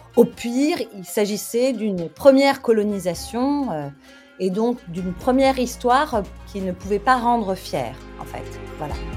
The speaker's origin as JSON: {"language": "French", "country": "Algeria", "tie": "born or raised there", "said": "je suis pas née en Algérie, mais c'est un peu un hasard. Enfin, j'ai grandi en Algérie"}